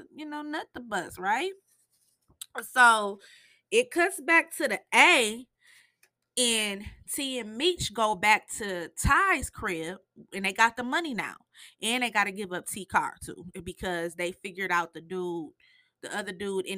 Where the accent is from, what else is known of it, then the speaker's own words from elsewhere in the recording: Michigan, United States; I'm from Michigan